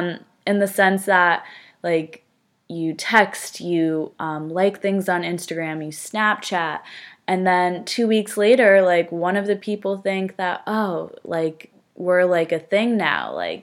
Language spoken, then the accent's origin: English; New Jersey, United States; now in Stamford, United States; So I am from Northern New Jersey. No accent, hopefully. I went to school at Fairfield University, which is in Connecticut.